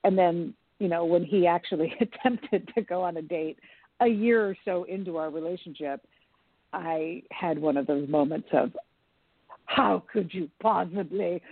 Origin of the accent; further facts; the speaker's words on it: Portland, Oregon, United States; moved away as an adult; also born or lived in New York City; I moved back to Portland, I have a community here. You know, I grew up here